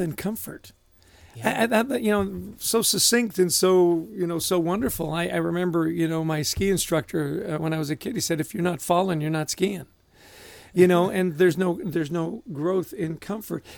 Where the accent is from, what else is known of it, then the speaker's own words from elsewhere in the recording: Vancouver, British Columbia, Canada; I grew up in Vancouver